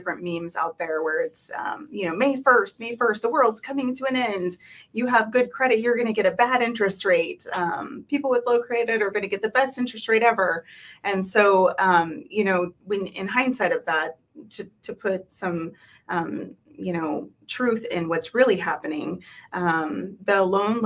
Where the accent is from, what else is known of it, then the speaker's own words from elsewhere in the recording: Anchorage, Alaska, United States; also born or lived in Palmer, Alaska; as far as I can have a memory, I've lived in Alaska. I grew up in Anchorage